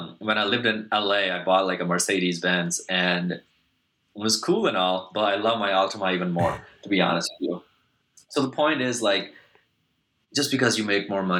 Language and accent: English; Pakistan; I grew up in Pakistan, so South Asia